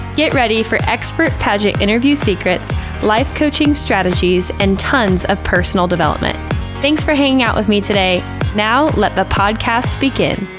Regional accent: Omaha, Nebraska, United States; moved away; Growing up in Omaha, Nebraska, which is where I'm from

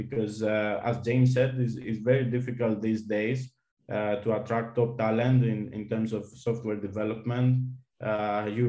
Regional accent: Greece; also born or lived in Malta; my home country in Greece

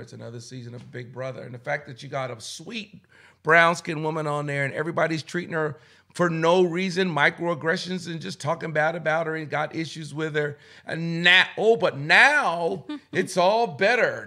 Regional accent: Boston, Massachusetts, United States; also born or lived in Philadelphia, Pennsylvania; I was born in Philly but raised in Boston

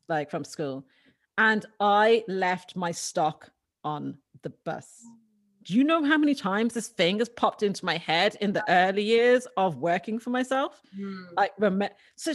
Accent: Dublin, Leinster, Ireland; I grew up in Dublin in Ireland, and I was an only girl.

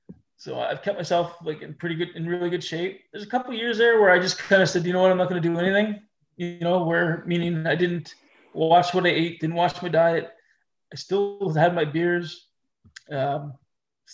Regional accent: Fredericton, New Brunswick, Canada; also born or lived in Kenora, Ontario; I grew up in Fredericton, you know, and we're a small city

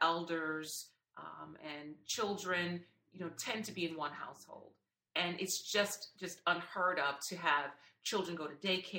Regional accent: United States; being an American

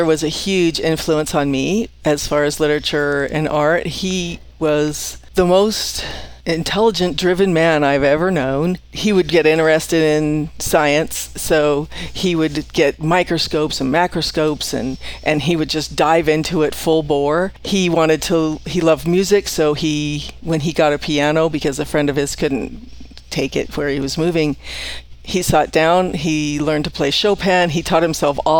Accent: California, United States; moved away as an adult; now in Post Falls, United States; I grew up in California.

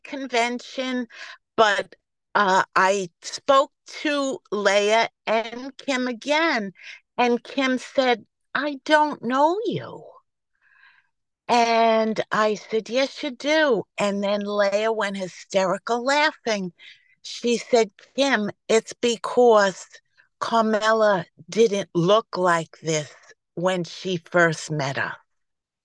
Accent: New York, United States; accent: New York; I am gratefully recovered from New York, if you can't tell by my New York accent.

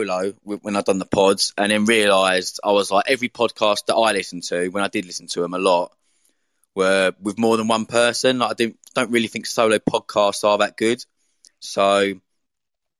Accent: Essex, East of England, United Kingdom; moved away; I'm from Essex, which is like just to the east of London.

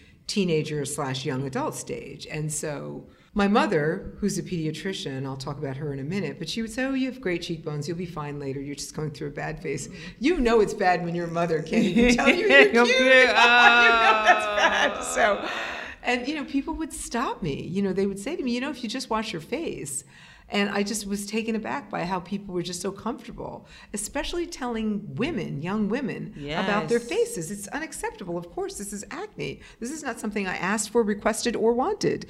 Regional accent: Teaneck, New Jersey, United States; I grew up in an integrated suburb of the city, Teaneck, New Jersey

